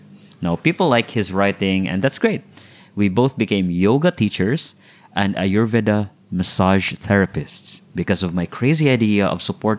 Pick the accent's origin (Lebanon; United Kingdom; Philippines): Philippines; Filipinos now are all over the world.